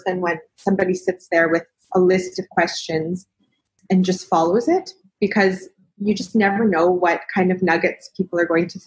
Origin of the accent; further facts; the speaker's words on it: Western Canada, Canada; moved away as an adult; where I grew up in Canada, I was quite lucky that there was a journalism school in that city and it was known for being the best journalism school in Western Canada